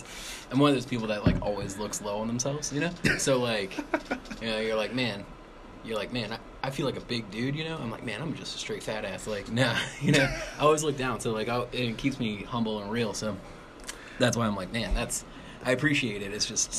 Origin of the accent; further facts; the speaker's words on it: Chester, Virginia, United States; I grew up in Southside in Richmond, in Chester, Virginia, actually.